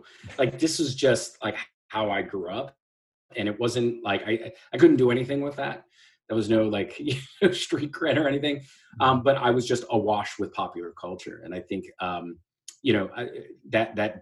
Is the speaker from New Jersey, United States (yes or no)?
yes; Manalapan, New Jersey, United States; also born or lived in Staten Island, New York; I grew up between Staten Island, New York, and a town called Manalapan, New Jersey, not far from the Jersey Shore